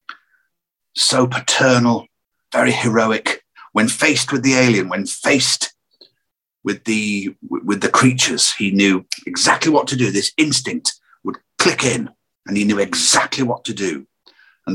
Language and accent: English; Lancashire, North West England, United Kingdom; where I grew up in Lancashire, there were so many characters around